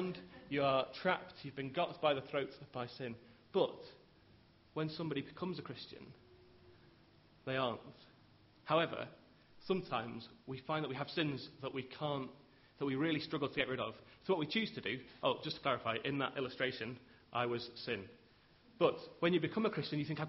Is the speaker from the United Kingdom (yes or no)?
yes; England, United Kingdom; as English people